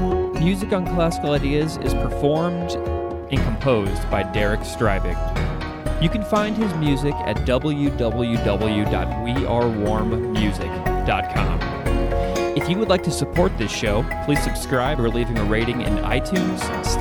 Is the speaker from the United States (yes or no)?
yes; Missouri, United States; I'm from Missouri